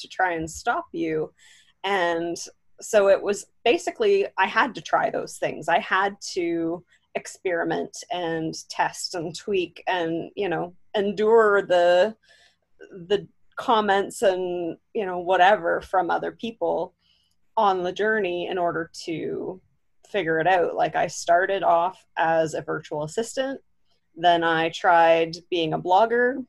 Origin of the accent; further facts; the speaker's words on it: Southwestern Ontario, Canada; I am from Southwestern Ontario, Canada